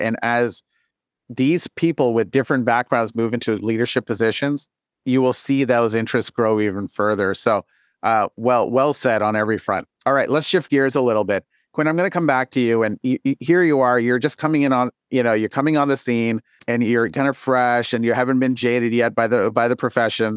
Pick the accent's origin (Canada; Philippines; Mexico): Canada; moved away; I'm Canadian and that I came out of a Canadian training environment